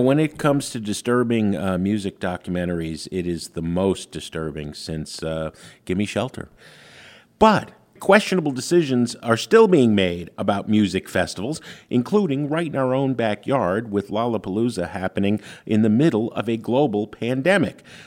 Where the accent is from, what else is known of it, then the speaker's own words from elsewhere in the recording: New York, United States; I grew up in New York